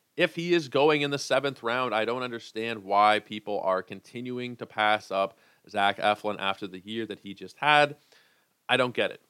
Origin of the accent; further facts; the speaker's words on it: Canada; being a Canadian guy.